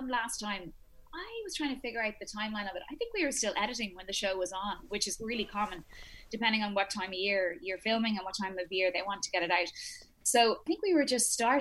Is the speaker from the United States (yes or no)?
no; Ireland; I am born and raised in Ireland